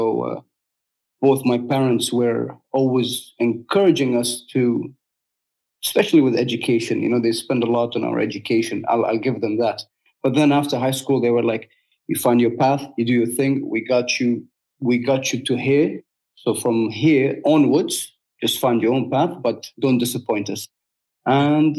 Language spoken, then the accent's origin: English; Dubai, United Arab Emirates; I'm from Dubai, fourth generation for my 49-year-old country